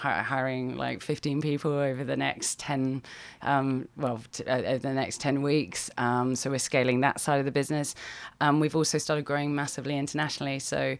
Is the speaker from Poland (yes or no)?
no; United Kingdom; moved away as an adult; also born or lived in Australia; now in London, United Kingdom; I used to live in Australia, so I'm British originally, but I was living out in Australia and we lived on the beach.